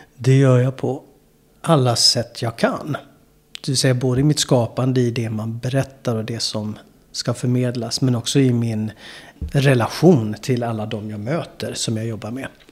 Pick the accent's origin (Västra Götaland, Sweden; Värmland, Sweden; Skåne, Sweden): Skåne, Sweden; Malmö; also born or lived in New York; Malmö där jag är ifrån från början